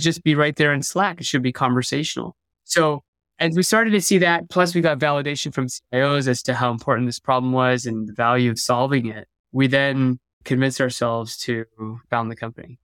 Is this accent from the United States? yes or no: yes; Bay Area, California, United States; growing up in the Bay Area